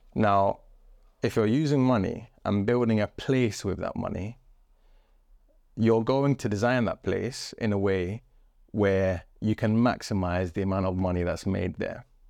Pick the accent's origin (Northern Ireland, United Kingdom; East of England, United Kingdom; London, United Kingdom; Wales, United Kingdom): London, United Kingdom; Wembley; also born or lived in Chalk Estate; I grew up with my formative years, my teenage years, um, next to a construction site in Wembley